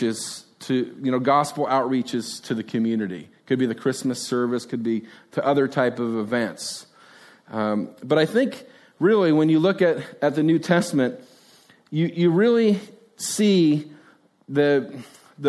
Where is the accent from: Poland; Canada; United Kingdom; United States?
United States; Hillsboro; I grew up in Hillsboro. I know Hillsboro